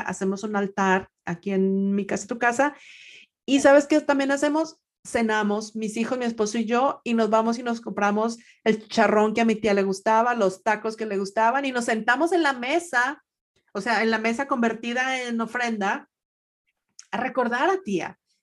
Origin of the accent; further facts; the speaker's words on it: Monterrey, Nuevo León, Mexico; moved away as an adult; now in Atlanta, United States; yo crecí en, en Monterrey, o sea, nací allá y estuve allá hasta el 94, 95, que es cuando me vengo para Atlanta